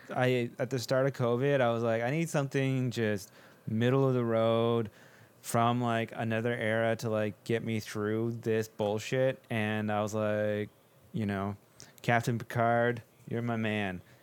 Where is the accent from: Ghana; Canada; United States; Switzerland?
Canada; there is something about being Canadian